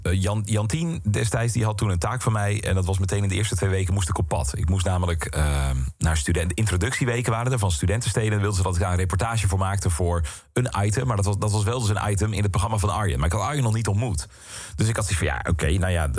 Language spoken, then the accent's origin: Dutch; Boskoop, South Holland, Netherlands; moved away as an adult; also born or lived in Alphen aan de Rijn / Utrecht; ik kom uit Boskoop. Uh, supermooi dorp, leuk dorp, maar natuurlijk wel gewoon echt een klein dorpje. En ik had dan op school gezeten in Alphen aan de Rijn jarenlang